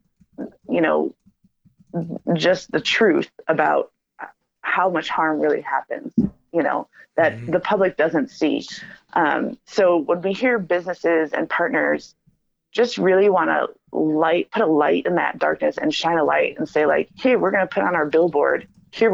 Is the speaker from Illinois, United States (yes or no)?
yes; Chicago, Illinois, United States; I'm from Chicago